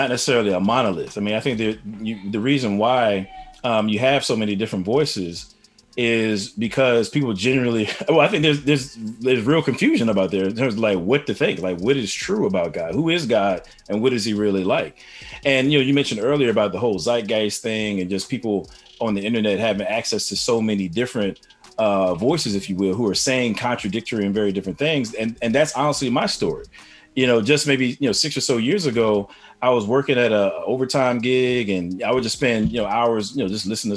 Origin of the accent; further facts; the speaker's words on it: East Coast, United States; I'm from the East Coast